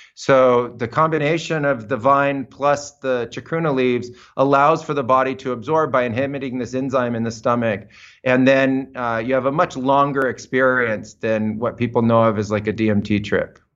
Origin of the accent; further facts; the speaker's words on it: United States; moved away as an adult; also born or lived in Amazon; I was growing up in American suburbia